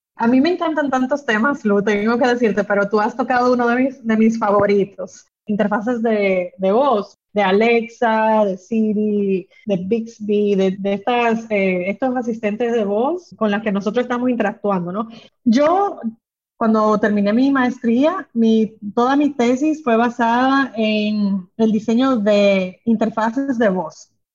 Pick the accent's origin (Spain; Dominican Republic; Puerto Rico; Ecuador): Dominican Republic; moved away as an adult; also born or lived in London; Yo soy dominicana, he vivido mi vida entera acá, pero he estudiado fuera